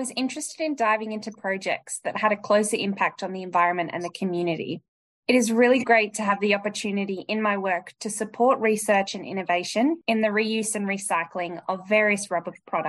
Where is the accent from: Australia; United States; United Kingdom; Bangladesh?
Australia; So I'm from Australia